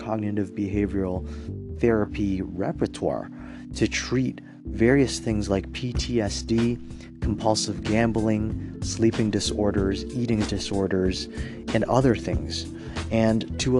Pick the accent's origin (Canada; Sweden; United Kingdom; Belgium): Canada; Toronto, Ontario; I'm from Toronto